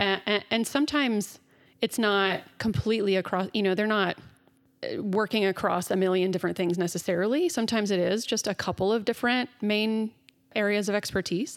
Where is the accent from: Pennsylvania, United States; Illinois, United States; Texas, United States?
Texas, United States; Dallas; I grew up in Dallas in the South in the Bible Belt